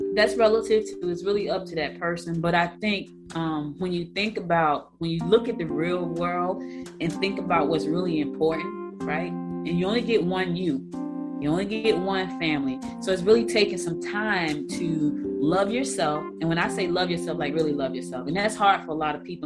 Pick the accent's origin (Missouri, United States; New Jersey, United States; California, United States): New Jersey, United States; also born or lived in Georgia; I was born in Georgia, but I was raised in Jersey.